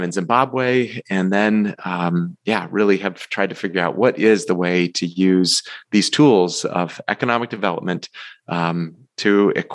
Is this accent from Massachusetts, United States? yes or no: yes; Massachusetts, United States; my roots growing up in Massachusetts